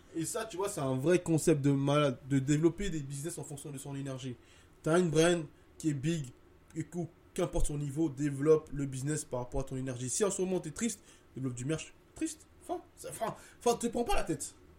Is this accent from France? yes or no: no; Côte d’Ivoire; Je disais, euh, Ivory Coast.